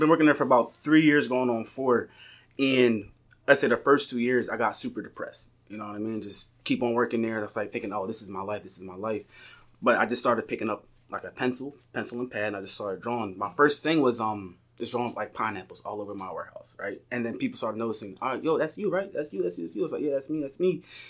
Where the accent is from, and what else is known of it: Philadelphia, Pennsylvania, United States; now in Lancaster, United States